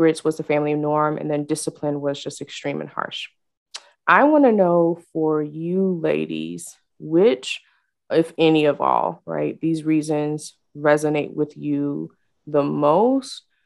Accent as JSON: {"language": "English", "country": "Nigeria", "said": "I'm Nigerian"}